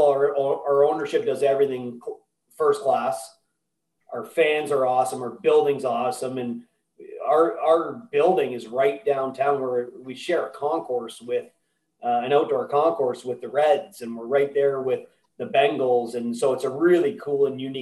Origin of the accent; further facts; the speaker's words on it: Mississauga, Ontario, Canada; I'm a Toronto boy. I grew up in Mississauga, just outside Toronto